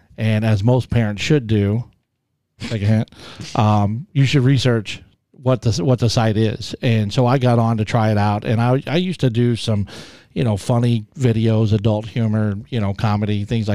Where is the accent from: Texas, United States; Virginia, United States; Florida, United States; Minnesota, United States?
Texas, United States; moved away as an adult; also born or lived in Colorado / California; now in Michigan, United States; I was born and raised in Texas. Lived there most of my life until after I graduated